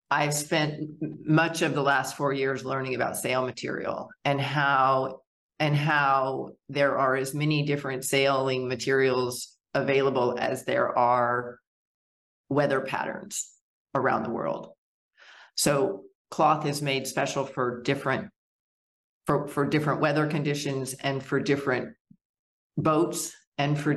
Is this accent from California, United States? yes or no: no; Wyoming, United States; also born or lived in Arkansas; I was born in Arkansas, and my father's business uh, moved us to Wyoming, where I developed a huge love and respect for nature and being outside